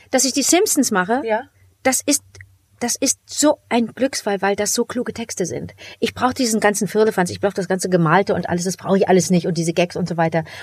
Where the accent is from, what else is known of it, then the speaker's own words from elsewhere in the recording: West Germany, Germany; war aber auch natürlich für mich als Westdeutsche äh, äh, eine Geschichtsstunde